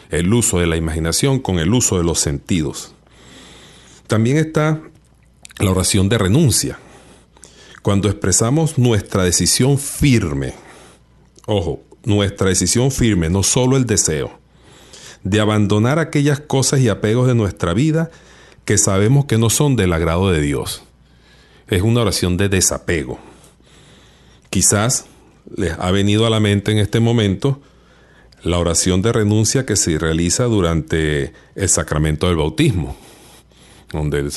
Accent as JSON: {"language": "Spanish", "country": "Venezuela", "said": "yo soy venezolano"}